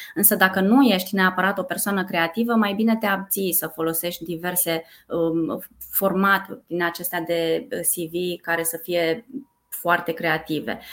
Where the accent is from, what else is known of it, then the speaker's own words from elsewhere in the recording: Brașov, Brașov County, Romania; moved away as an adult; now in Bucharest, Romania; Eu sunt din Brașov, Uh, de fel. M-am mutat în București acum 19 ani